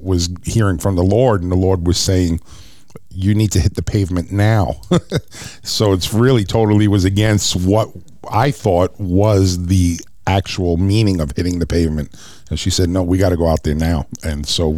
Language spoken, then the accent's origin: English; New York City, New York, United States; moved away; I was born and raised in Brooklyn, New York